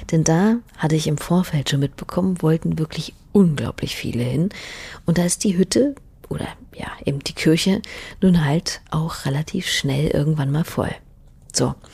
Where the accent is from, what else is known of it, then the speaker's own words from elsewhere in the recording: Hamburg, Germany; ich komme aus Hamburg.